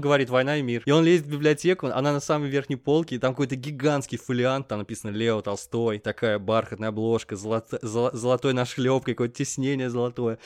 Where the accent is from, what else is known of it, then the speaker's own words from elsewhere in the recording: Russia; Мы говорим, из России